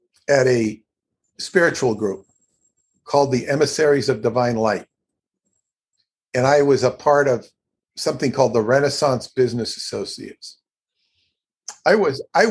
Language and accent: English; California, United States; moved away as an adult; also born or lived in Long Island, New York; I'm not from Long Island. I'm from California